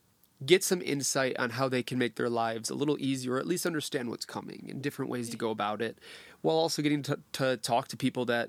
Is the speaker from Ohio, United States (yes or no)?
no; Detroit, Michigan, United States; also born or lived in Chicago; now in Los Angeles, United States; so from Detroit, I went to school in Chicago, cool.